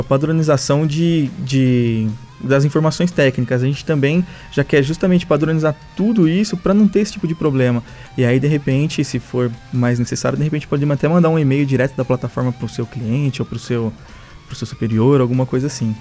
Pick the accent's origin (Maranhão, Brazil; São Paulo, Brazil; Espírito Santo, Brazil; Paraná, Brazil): São Paulo, Brazil; moved away as an adult; now in Ribeirão Preto, Brazil; eu sou de São Paulo, mas eu, meus pais vieram para cá e aí depois eu vim para cá também